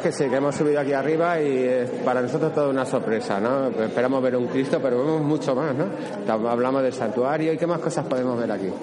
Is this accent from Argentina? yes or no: no; Extremadura, Spain; para los que venimos de Extremadura